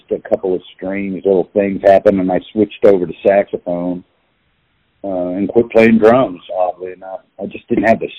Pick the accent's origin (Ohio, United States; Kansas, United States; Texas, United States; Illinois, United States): Kansas, United States; Kansas City; also born or lived in Liberal, Kansas; I was born in Kansas City